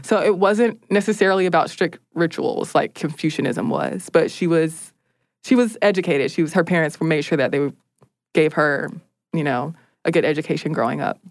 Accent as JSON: {"language": "English", "country": "United States", "said": "as an American"}